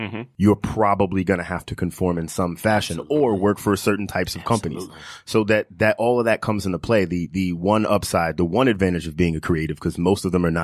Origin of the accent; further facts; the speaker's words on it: Long Island, New York, United States; I grew up, you know, in the suburbs with both my parents